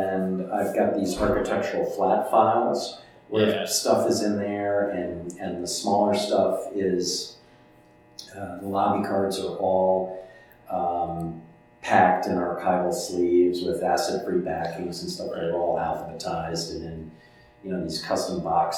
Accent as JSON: {"language": "English", "town": "Chicago", "region": "Illinois", "country": "United States", "said": "I'm from Chicago"}